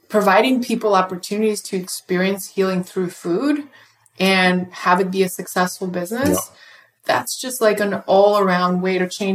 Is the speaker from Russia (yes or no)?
yes; Russia; Russians sees a mushroom and we just want to pick it.